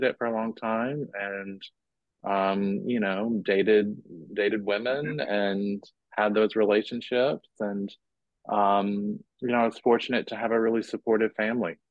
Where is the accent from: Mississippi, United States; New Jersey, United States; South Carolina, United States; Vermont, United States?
Mississippi, United States; I grew up with in Mississippi